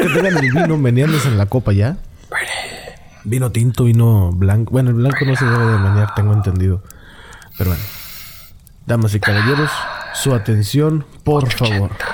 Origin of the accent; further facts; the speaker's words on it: Monterrey, Nuevo León, Mexico; el Regio